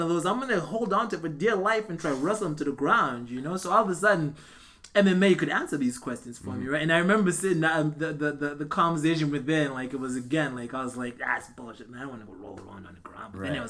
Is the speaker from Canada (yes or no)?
yes; Canada; But I mean, as Canadian fighters, we don't have big records.